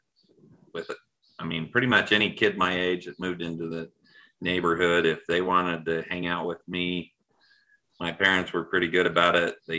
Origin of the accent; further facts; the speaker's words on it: Utah, United States; I was raised in Utah